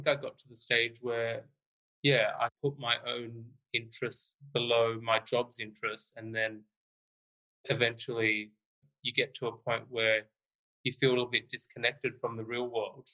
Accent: Australia; also born or lived in London; Australia, which is my home country

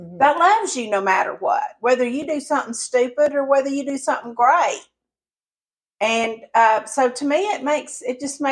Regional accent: the South, United States; accent: Southern; even though I sound Southern and I was born and raised in the South

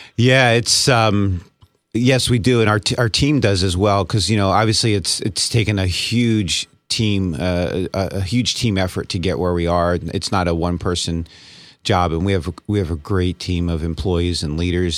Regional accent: Easton, Pennsylvania, United States; I grew up in Easton

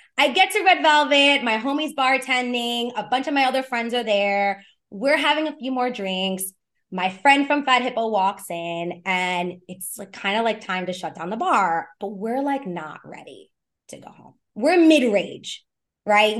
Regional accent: New York City, New York, United States; born or raised there

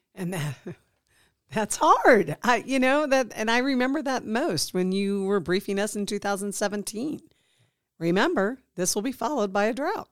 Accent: Midwest, United States; now in Nevada, United States; I grew up in the Midwest

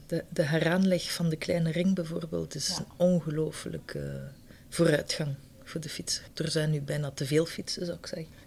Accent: Ghent, Flanders, Belgium; moved away as an adult; also born or lived in Schaerbeek, Brussels; now in Brussels, Belgium; Ik ben oorspronkelijk uit Gent.

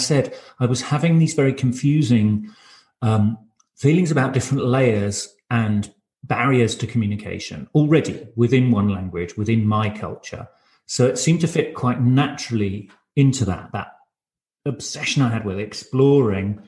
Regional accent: United Kingdom; first language English; moved away as an adult; now in Berlin, Germany; I grew up near London from a monolingual, monocultural English background with a French surname.

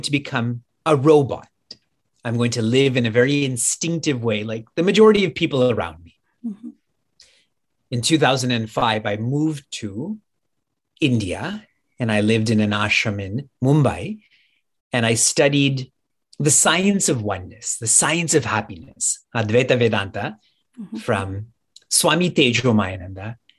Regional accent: Niagara Falls, Ontario, Canada; I was born and raised and live in Niagara Falls, Canada

